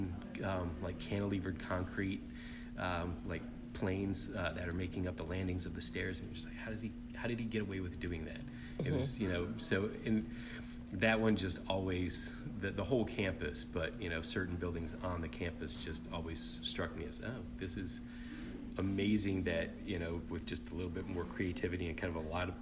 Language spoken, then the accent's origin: English; St. Petersburg, Florida, United States; Growing up in St. Pete